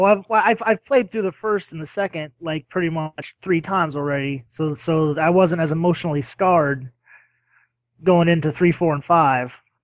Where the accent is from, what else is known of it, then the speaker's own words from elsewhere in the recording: United States; I'm American